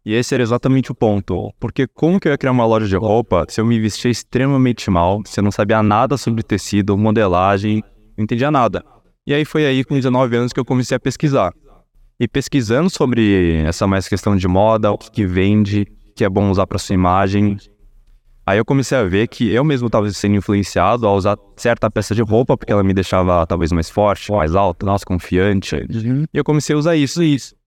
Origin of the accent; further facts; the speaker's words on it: Brazil; Brasileiro, nasci aqui, meus pais nasceram no Brasil também